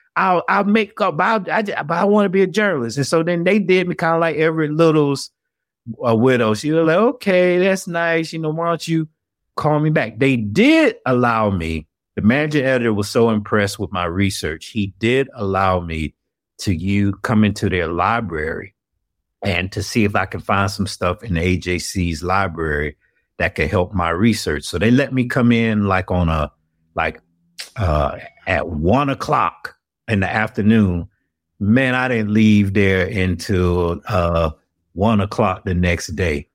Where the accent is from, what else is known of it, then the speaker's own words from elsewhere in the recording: Atlanta, Georgia, United States; moved away as an adult; also born or lived in Florida / North Carolina; born and raised in Atlanta